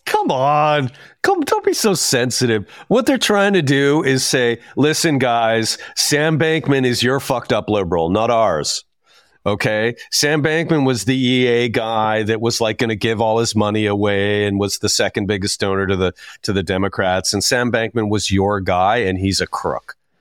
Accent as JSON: {"language": "English", "region": "Saskatchewan", "country": "Canada", "said": "I'm from Saskatchewan"}